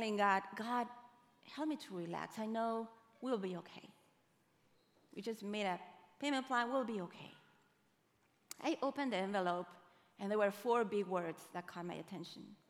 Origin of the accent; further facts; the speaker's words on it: Uruguay; now in United States; I am from Uruguay